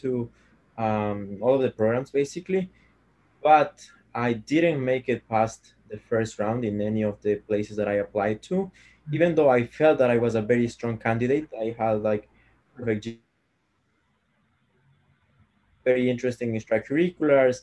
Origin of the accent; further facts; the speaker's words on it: Ecuador; English is a second language; moved away as an adult; now in United States; I'm an international student. I am from Ecuador. As you can see, I have this thick accent